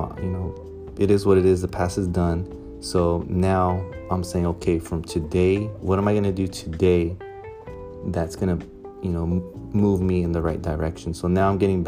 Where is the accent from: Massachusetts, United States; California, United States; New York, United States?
California, United States; Ventura; also born or lived in Santa Maria, California; I grew up right here in Ventura